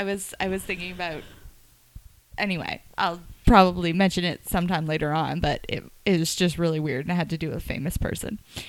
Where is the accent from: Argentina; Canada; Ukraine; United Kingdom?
Canada; Moncton area, New Brunswick; also born or lived in Salisbury, New Brunswick